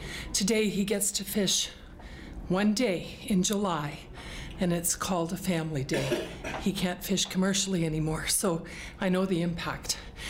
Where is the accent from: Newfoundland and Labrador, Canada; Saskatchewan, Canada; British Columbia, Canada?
Newfoundland and Labrador, Canada; now in Alberta, Canada; I'm from Newfoundland